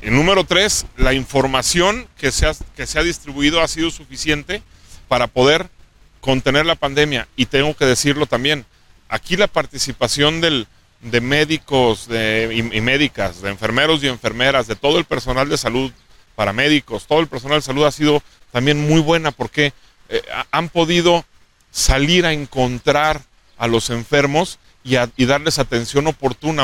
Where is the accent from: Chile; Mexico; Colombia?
Mexico; Aguascalientes; nací en Aguascalientes, soy de aquí, quiero mucho a mi estado y a mi ciudad.